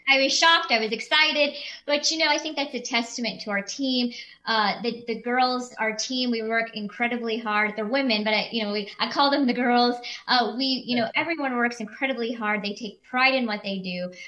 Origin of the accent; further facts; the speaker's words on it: Kansas City, Missouri, United States; moved away as an adult; I came back to practice in the area in which I was raised in July of 2018